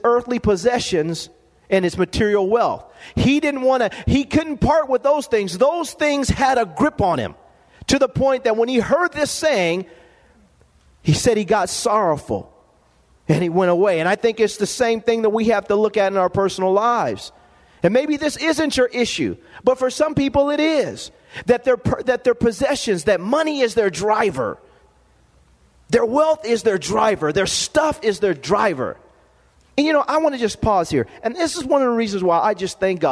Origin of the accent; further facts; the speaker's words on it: Lompoc, California, United States; growing up in Lompoc, California.